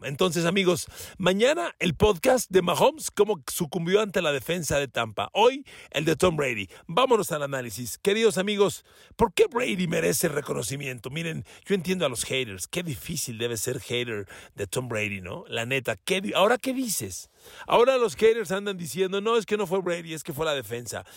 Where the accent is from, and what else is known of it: Mexico